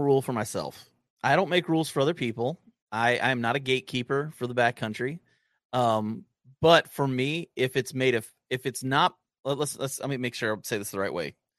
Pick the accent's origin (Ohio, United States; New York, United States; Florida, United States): Ohio, United States; Southern; I grew up in Southern Ohio